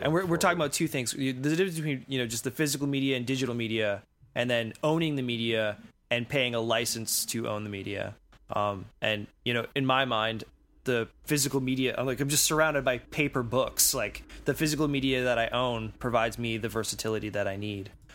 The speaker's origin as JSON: {"language": "English", "country": "Canada", "said": "as a Canadian"}